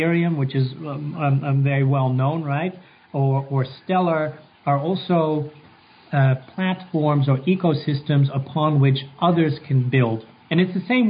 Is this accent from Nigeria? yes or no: no; Netherlands; moved away as an adult; also born or lived in Atlanta, United States; now in New York, United States; I'm actually from the Netherlands. I'm Dutch, and but moved around a lot.